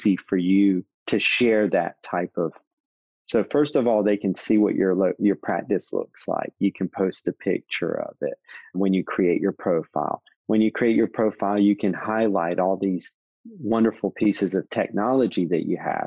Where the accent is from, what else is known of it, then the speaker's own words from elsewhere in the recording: North Carolina, United States; I'm from North Carolina